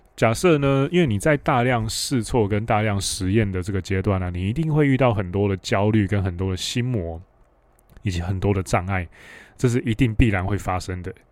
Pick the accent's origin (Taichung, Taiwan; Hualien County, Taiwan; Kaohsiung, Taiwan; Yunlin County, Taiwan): Hualien County, Taiwan; Hualien; 我是在花莲长大